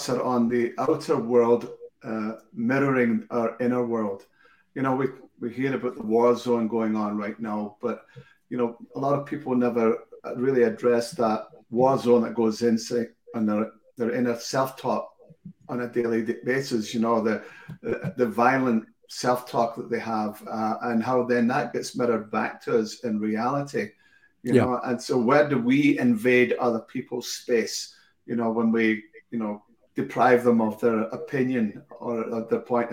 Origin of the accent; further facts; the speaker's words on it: Scotland, United Kingdom; I'm Scottish